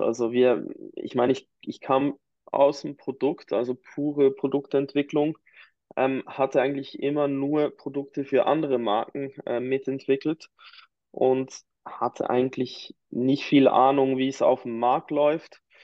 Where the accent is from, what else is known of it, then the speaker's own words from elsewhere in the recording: near Biel, Bern, Switzerland; ich komme eigentlich ähm, ganz aus der Nähe von, äh, von Biel, also eines der Hauptcluster in der Uhrenindustrie, der Schweizer Uhrenindustrie. Ähm, bin in einem ganz äh, ländlichen Dörfchen aufgewachsen